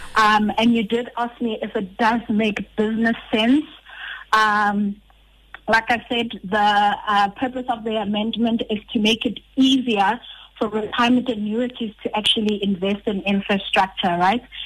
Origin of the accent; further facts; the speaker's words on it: Rustenburg, North West, South Africa; I come from a town, Rustenburg.